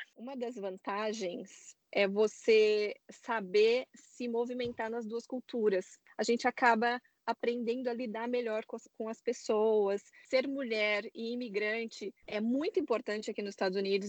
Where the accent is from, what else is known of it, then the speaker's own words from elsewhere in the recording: São Paulo, Brazil; moved away as an adult; now in San Francisco, United States; eu sou de São Paulo